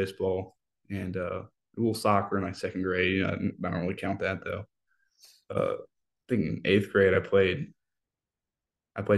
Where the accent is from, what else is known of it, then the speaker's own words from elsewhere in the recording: Memphis, Tennessee, United States; I'm from Memphis, Tennessee